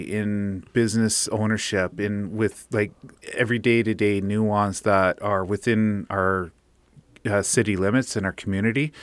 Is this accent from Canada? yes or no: yes; Fort St. John, British Columbia, Canada; we're from Fort Saint John